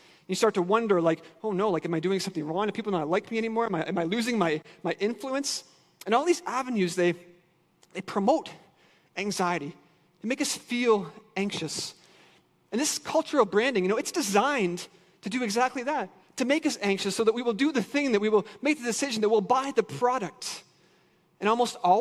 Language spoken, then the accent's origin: English; Ontario, Canada; moved away as an adult; now in Michigan, United States; I'm Canadian